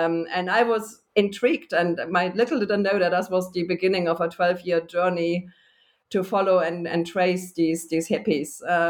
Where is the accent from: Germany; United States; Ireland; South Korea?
Germany; Munich, Bavaria; moved away as an adult; also born or lived in United Kingdom; I'm originally from Germany, and actually I have just recently ended up back in Germany, but in between I spent most of my academic career in the United Kingdom, where I went already as an undergraduate